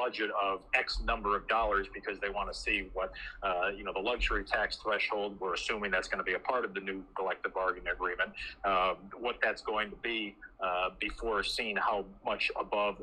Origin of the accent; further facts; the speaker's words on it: Cleveland, Ohio, United States; I grew up in Cleveland